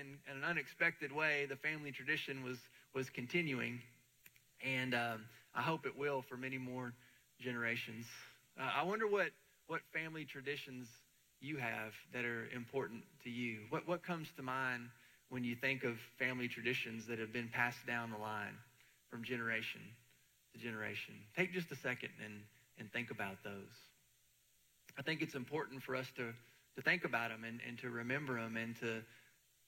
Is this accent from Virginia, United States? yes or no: no; Murfreesboro, Tennessee, United States; I was living and born in the great state of Tennessee. So I'm proud to be a Tennessean